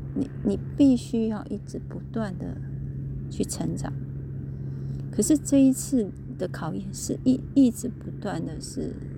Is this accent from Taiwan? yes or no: yes; Kaohsiung, Taiwan; 我住在，我从小就出生在高雄